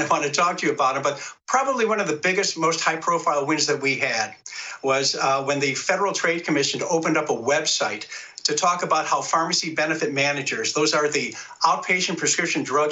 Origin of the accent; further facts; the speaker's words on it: Northeast Ohio, United States; We're all from Northeast Ohio